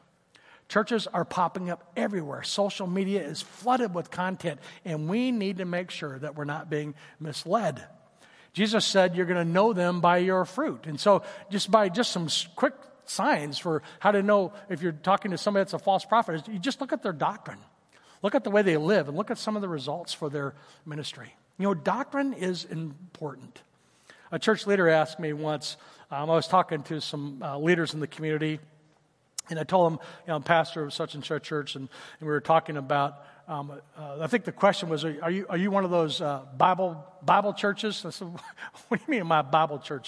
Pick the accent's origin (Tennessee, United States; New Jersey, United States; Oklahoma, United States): Oklahoma, United States; Tulsa; when I was growing up in Tulsa